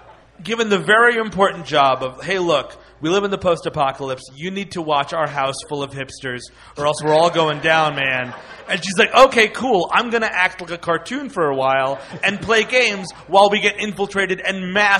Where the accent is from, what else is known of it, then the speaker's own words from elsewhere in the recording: Bronx, New York, United States; I'm from the Bronx.